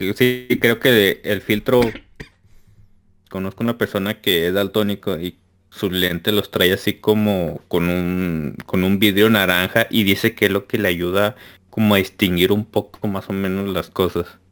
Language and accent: Spanish; Culiacán, Sinaloa, Mexico; now in Torreón, Mexico; yo soy de Culiacán. En, eh, Culiacán somos culichis